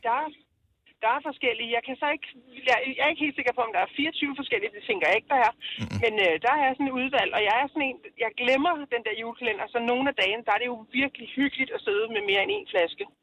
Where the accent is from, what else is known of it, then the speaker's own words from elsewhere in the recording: Alsø, Zealand, Denmark; Jeg er fra Alsø på Lolland.